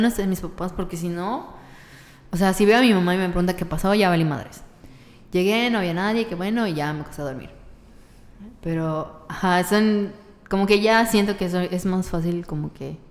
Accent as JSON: {"language": "Spanish", "country": "Mexico", "said": "soy mexicana"}